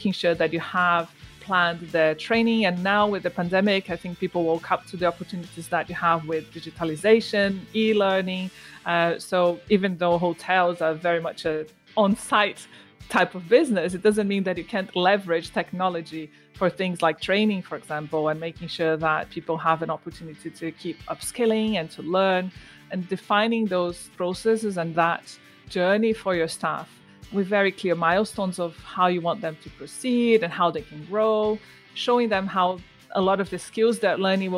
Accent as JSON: {"language": "English", "country": "Brazil", "also_born_or_lived": "Bristol, United Kingdom", "moved": "as an adult", "lives_now": "United Kingdom", "said": "I'm from Brazil."}